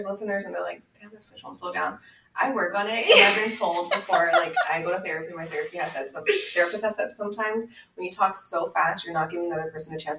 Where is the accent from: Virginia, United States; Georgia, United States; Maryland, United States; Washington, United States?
Washington, United States; Federal Way; also born or lived in Aguascalientes, Mexico / Los Angeles; I grew up here in Federal Way.